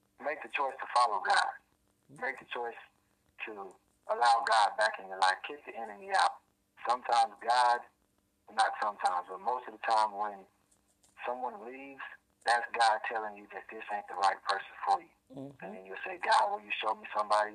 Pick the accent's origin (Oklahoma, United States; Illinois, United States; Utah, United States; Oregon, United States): Oklahoma, United States; Oklahoma City; now in Tulsa, United States; I'm from Oklahoma City, but I currently reside in Tulsa, Oklahoma.